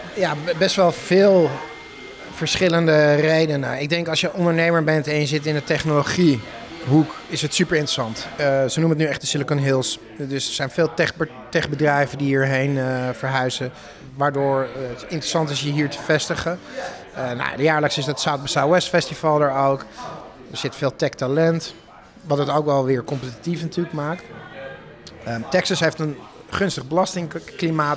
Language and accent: Dutch; Netherlands; moved away as an adult; now in Austin, United States; als Hollander